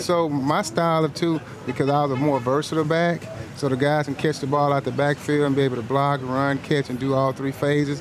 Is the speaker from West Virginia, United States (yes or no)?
no; Galveston, Texas, United States; in Galveston, my hometown, where I'm originally from